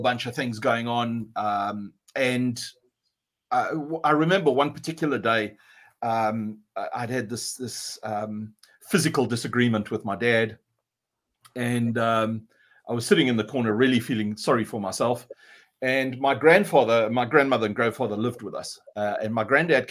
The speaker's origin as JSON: {"language": "English", "country": "South Africa", "moved": "yes", "lives_now": "Exeter, United Kingdom", "said": "I'm South African, not a New Zealander or an Australian, like I've been accused of recently. So I live down in Exeter"}